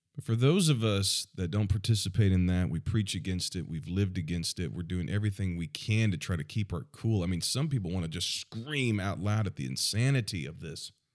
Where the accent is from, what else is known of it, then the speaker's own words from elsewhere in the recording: United States; I'm, I'm American.